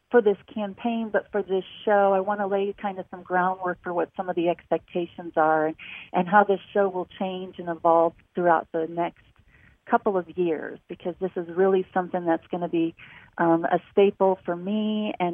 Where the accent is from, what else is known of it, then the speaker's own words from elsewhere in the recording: Newport, Rhode Island, United States; born there; I'm a military brat. I was born in Newport, Rhode Island. I have lived all over the country.